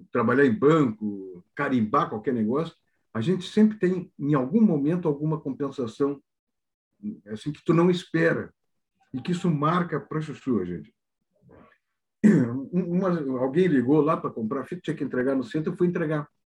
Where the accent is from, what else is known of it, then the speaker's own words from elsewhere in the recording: Santana do Livramento, Rio Grande do Sul, Brazil; now in Porto Alegre, Brazil; Eu, eu, eu sou de Santana do Livramento, e eu estou aqui em Porto Alegre há muito tempo e tal.